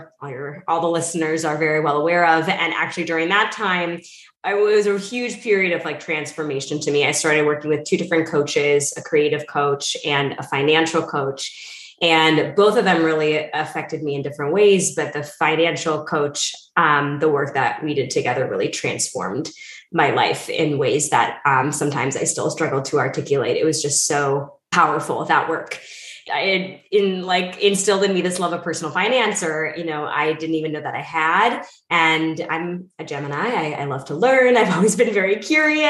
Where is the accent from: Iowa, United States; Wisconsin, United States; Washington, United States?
Wisconsin, United States; moved away as an adult; also born or lived in Missouri / New York City; now in New York, United States; I grew up in Wisconsin